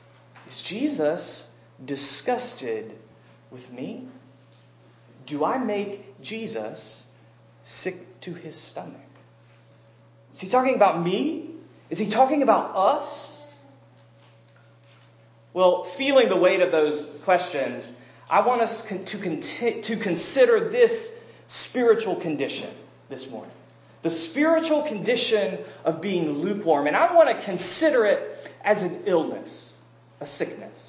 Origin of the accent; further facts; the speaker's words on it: American South, United States; I grew up here in the American South